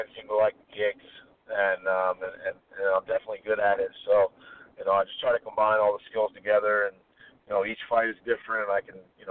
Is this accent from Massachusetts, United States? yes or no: no; Tallahassee, Florida, United States; my hometown of Tallahassee